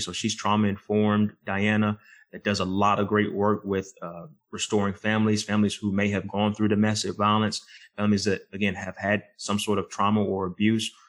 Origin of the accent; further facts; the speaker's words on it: right outside of Charlotte and Lexington, North Carolina, United States; I grew up here right outside of Charlotte and Lexington